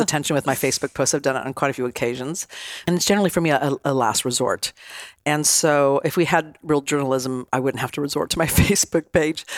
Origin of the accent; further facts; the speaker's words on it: Nevada City, California, United States; I'm from a tiny little town in Northern California called Nevada City. I was raised in Nevada County, California since I was four